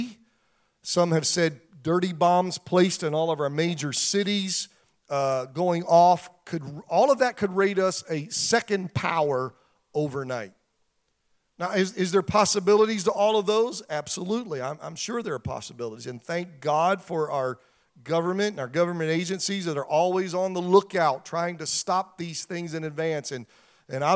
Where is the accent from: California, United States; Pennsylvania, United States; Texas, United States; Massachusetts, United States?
Pennsylvania, United States; moved away; 20 minutes from where I grew up in Pennsylvania